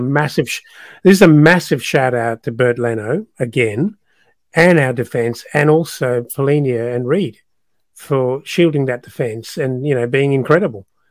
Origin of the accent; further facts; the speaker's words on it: South Africa; moved away; it's my country of birth, uh, but I'm no longer a South African